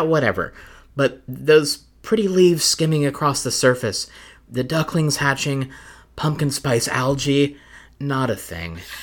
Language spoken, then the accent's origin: English; the South, United States; I grew up in the South